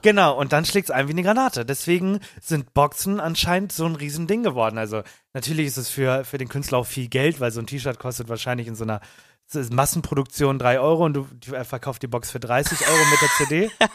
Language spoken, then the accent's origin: German; Germany; bei uns in Deutschland